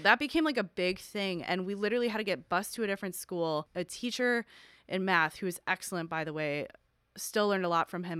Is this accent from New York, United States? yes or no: yes; Buffalo, New York, United States; Buffalo, New York, which is my hometown